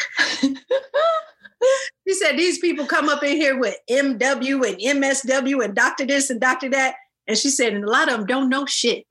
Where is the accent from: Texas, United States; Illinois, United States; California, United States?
Illinois, United States; I'm from the US. I'm from, um, you know, the I'm from Illinois.